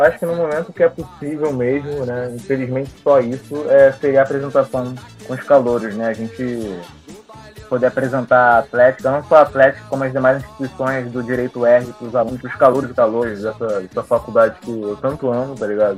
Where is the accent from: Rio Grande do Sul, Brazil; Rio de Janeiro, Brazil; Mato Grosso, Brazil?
Rio de Janeiro, Brazil; A gente é carioca